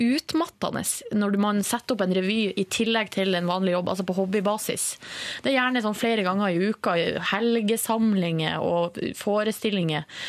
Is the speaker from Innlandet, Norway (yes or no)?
no; Hamarøy, Nordland, Norway; moved away; har vi hjemme på Hamarøy, sa familien min, en hund som heter Tussi